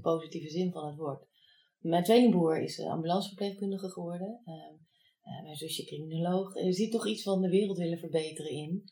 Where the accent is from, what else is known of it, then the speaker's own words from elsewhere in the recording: The Hague, South Holland, Netherlands; moved away as an adult; also born or lived in Enschede; ik kom uit Den Haag. En ik wou zo ver mogelijk weg van de Randstad